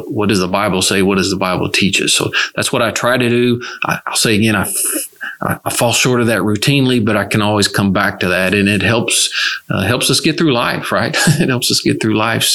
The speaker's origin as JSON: {"language": "English", "region": "West Tennessee", "country": "United States", "tie": "born or raised there", "moved": "yes", "lives_now": "Houston, United States", "said": "I was raised in West Tennessee in Church of Christ"}